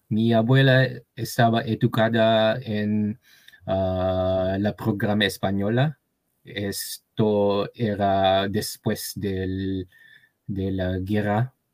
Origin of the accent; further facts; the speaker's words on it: Japan; Spanish is a second language; now in Tokyo, Japan; soy japonés y vivo aquí en Tokio.